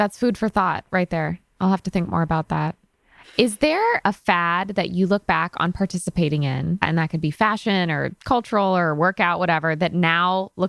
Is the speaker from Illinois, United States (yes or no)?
no; Connecticut, United States; moved away as an adult; also born or lived in New York; I am from Connecticut.